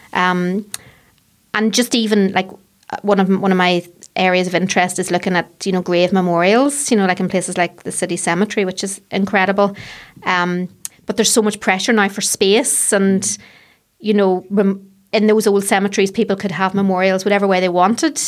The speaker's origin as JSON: {"language": "English", "area": "Fermanagh", "region": "Northern Ireland", "country": "United Kingdom", "tie": "born or raised there", "moved": "as an adult", "lives_now": "Belfast, United Kingdom", "said": "I grew up in Fermanagh, so I, the, the countryside was my playground"}